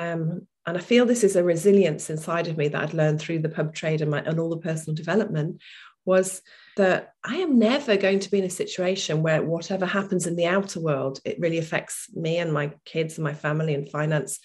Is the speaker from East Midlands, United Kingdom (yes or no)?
yes; Lincoln, East Midlands, United Kingdom; I came back to my hometown, which was Lincoln at the time